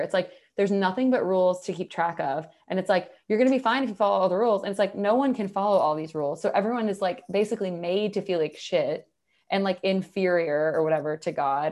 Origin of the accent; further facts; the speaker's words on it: the South, United States; I'm from the South